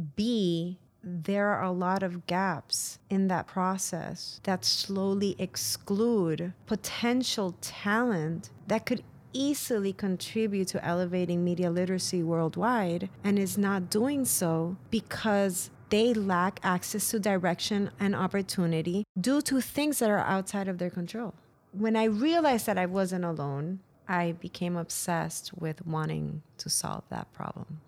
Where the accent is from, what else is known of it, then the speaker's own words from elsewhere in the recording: San Juan, Puerto Rico; moved away; I was born and raised in San Juan, Puerto Rico